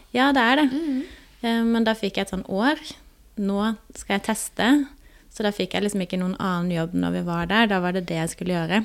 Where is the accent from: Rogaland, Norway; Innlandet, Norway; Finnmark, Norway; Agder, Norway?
Agder, Norway; Grimstad; moved away as an adult; now in Oslo, Norway; kommer jeg fra Grimstad på Sørlandet